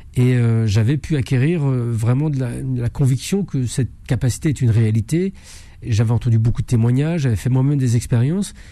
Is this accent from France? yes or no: yes; France; je suis né en, en France, dans un pays cartésien